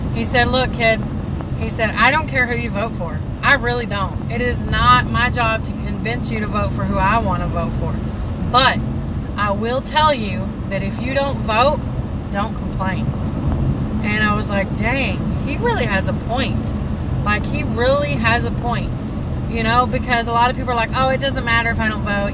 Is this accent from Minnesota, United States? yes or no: no; Tennessee, United States; I'm from Tennessee, so I was living in Tennessee